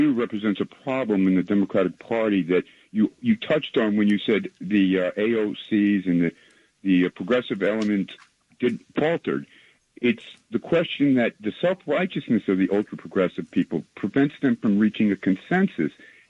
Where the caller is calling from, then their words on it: Westchester, New York, United States; It's … in Westchester.